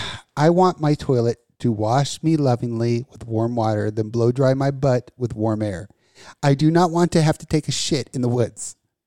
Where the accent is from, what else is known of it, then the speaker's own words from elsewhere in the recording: Las Vegas, Nevada, United States; I grew up in Vegas.